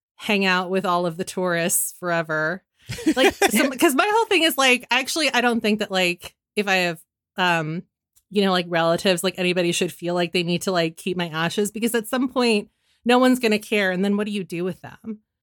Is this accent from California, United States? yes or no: yes; San Francisco, California, United States; I'm from San Francisco